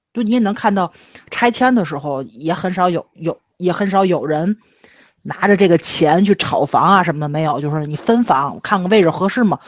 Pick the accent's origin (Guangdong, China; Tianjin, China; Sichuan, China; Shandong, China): Tianjin, China; 就是对于我们天津人来说，买房住在父母身边儿，比你去投资挣钱这个事儿要重要的多